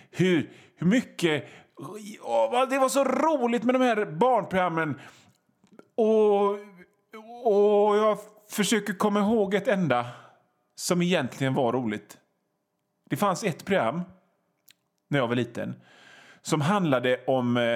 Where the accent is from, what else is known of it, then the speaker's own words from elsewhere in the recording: Gothenburg, Västra Götaland, Sweden; Alltså, jag är från Göteborg och vi göteborgare säger ….